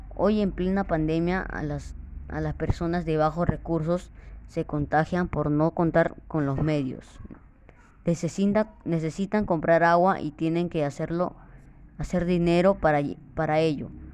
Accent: Callao, Peru; soy alumno de la Escuela Los Jazmines 5126, Lima Callao, y estoy orgulloso de ser peruano

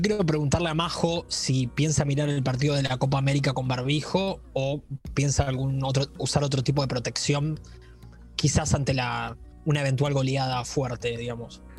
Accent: Mercedes, Buenos Aires Province, Argentina; Yo soy de aquí de Mercedes, viví muchos años en la ciudad autónoma de Buenos Aires

